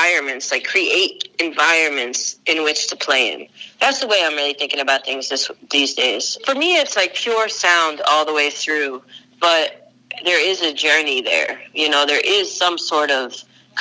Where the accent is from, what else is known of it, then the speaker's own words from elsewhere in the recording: Long Island, New York, United States; moved away; also born or lived in Chicago / Boston; I was born on Long Island